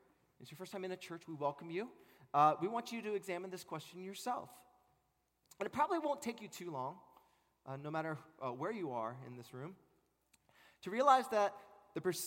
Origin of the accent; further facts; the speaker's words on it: Maryland, United States; also born or lived in California; I was born in California, but raised in Maryland.